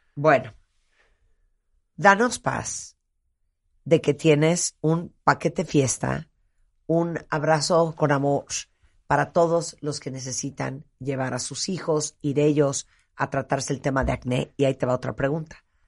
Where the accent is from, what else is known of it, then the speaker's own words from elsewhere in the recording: Nicaragua; soy nicaragüense